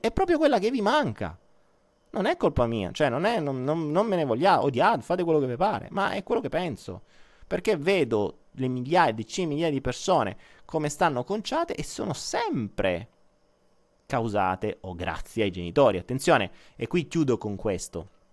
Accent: Foggia, Apulia, Italy; io sono foggiano

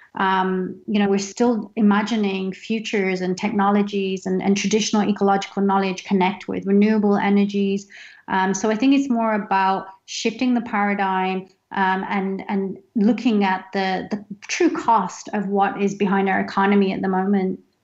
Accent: United Kingdom; I'm British Indian

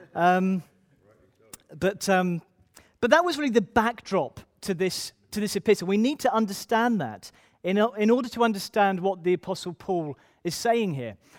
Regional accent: Ipswich, East of England, United Kingdom; I'm from Ipswich originally.

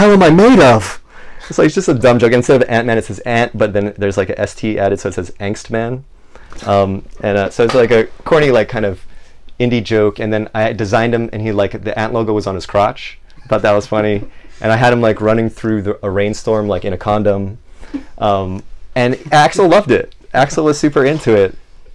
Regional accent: Maui, Hawaii, United States; growing up in Maui, man, like that's the music of Maui

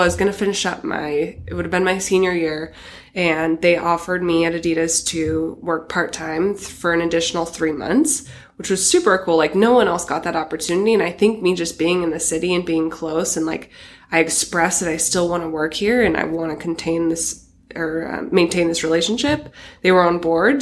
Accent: Astoria, Oregon, United States; moved away; I grew up in Astoria, Oregon

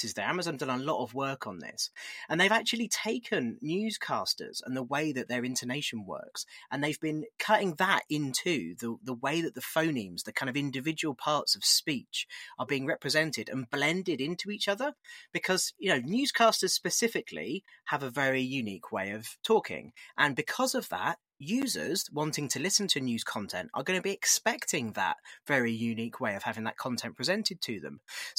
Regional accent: United Kingdom; accent: British; with my accent, I run one in the UK.

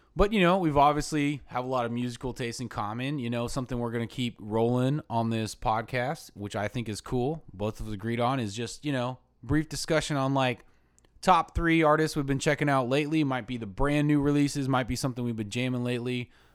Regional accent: Ocala, Florida, United States; I'm from Ocala, original Ocala bad boy

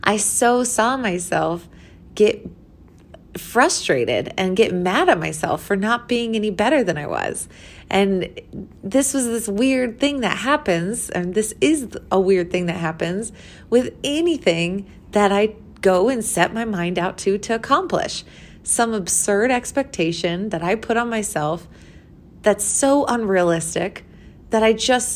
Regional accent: Missouri, United States; moved away as an adult; now in Colorado, United States; I was from Missouri

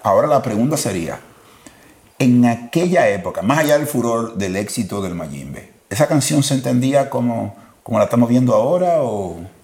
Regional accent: Dominican Republic; hablo como dominicano

